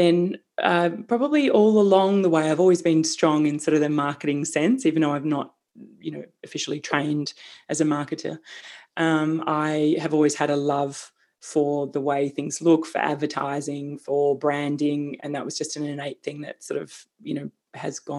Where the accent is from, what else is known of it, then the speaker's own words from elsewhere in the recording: Melbourne, Victoria, Australia; moved away as an adult; also born or lived in London; I grew up in Melbourne